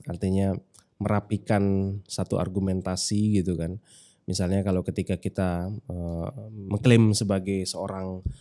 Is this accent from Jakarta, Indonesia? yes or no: no; Selong, West Nusa Tenggara, Indonesia; now in Yogyakarta, Indonesia; Kalau saya dari Selong, karena kita orang Lombok ini.